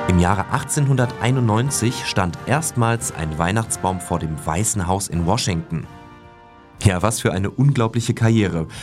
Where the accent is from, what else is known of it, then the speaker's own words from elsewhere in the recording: Germany; bei uns in Deutschland